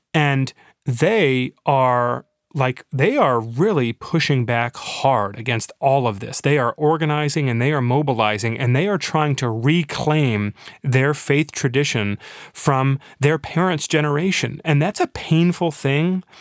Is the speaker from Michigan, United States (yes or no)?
yes; Michigan, United States; Floodgate in my hometown